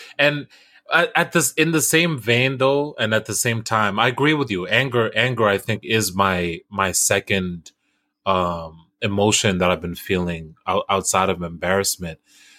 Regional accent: United States; At the end of the day, I'm still American.

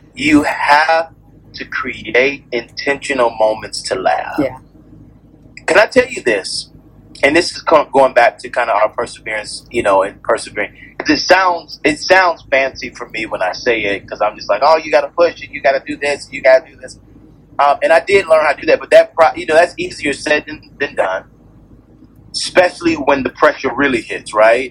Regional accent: Atlanta, Georgia, United States; I grew up on Auburn Avenue, um, which is kind of the birthplace of civil rights here right in, in the United States.

